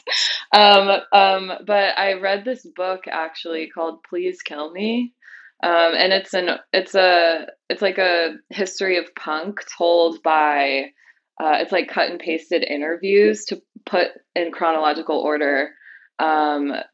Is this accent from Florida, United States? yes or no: no; Las Vegas, Nevada, United States; I grew up in Las Vegas.